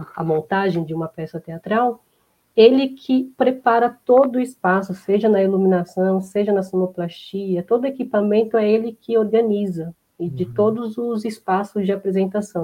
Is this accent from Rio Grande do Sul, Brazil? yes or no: no; Embu das Artes, São Paulo, Brazil; also born or lived in Diadema; eu sou de Embu das Artes, nasci aqui, na verdade eu nasci em Diadema, mas moro aqui desde de muito nova